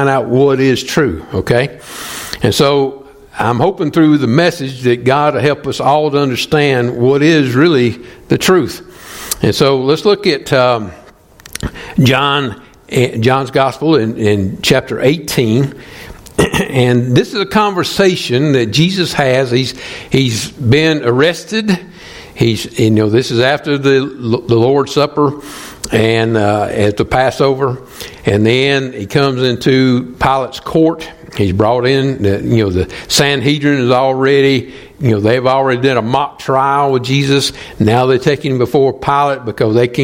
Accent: the South, United States; moved away as an adult; also born or lived in Atlanta; I'm from the South

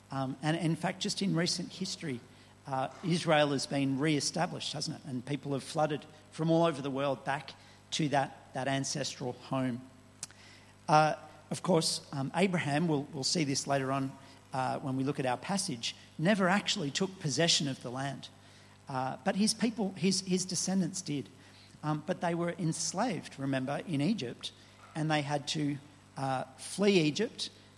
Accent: Bobina, Benin; also born or lived in Nigeria; I was born in Nigeria to missionary parents, and my first home was in a village of some 300 Boko people in northern Benin called Bobina.

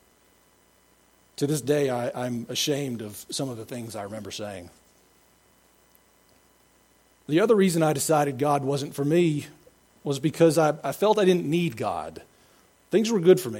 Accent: Cobb County, Georgia, United States; also born or lived in Greenville, South Carolina / Atlanta, Georgia; now in Mendes, United States; I grew up in Cobb County near the new Braves Stadium

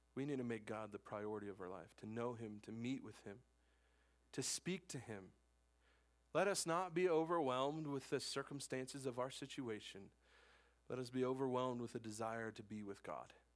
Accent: Wyoming, United States; I'm born and raised in Wyoming. I'm a Wyoming man

